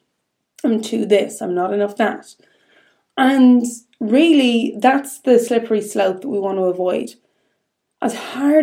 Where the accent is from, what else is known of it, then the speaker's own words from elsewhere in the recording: Ireland; being Irish